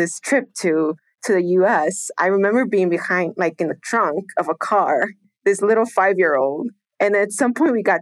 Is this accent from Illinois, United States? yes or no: yes; Chicago, Illinois, United States; English is a second language; moved away as an adult; now in Mexico; We grew up in Rogers Park, Edgewater area, the north side of Chicago